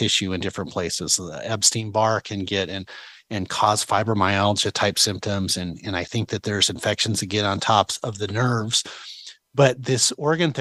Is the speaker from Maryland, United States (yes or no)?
no; Idaho, United States; we're from Idaho